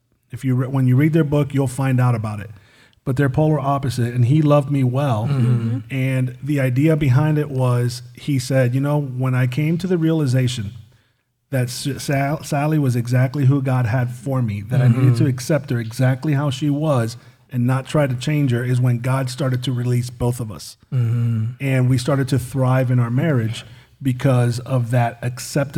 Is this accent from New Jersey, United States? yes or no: no; Miami, Florida, United States; I'm from Miami